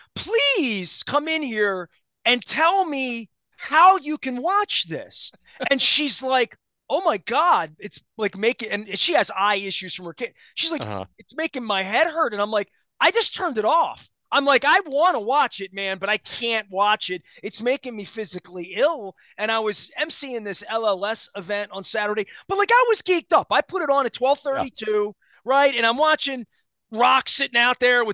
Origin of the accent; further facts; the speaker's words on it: Baltimore, Maryland, United States; I'm from Baltimore